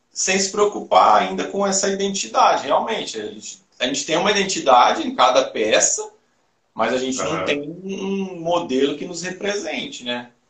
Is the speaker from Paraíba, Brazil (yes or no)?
no; Minas Gerais, Brazil; aqui nós somos mineiros